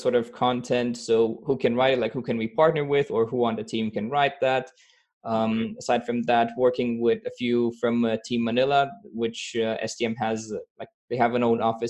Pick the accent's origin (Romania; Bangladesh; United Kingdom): Romania; now in Austria; I'm originally from Romania and I live in Austria